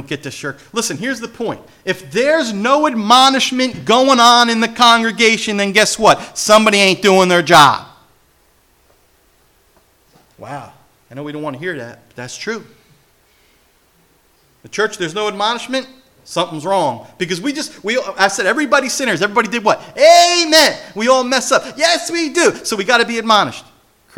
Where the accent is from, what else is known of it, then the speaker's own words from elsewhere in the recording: New Jersey, United States; I'm from Jersey